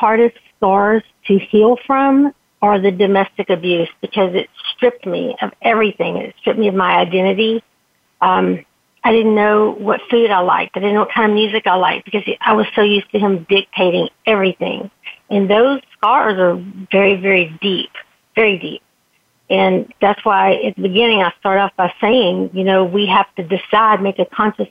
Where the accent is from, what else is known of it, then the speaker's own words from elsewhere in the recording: Texas, United States; I grew up in the Texas beauty pageant system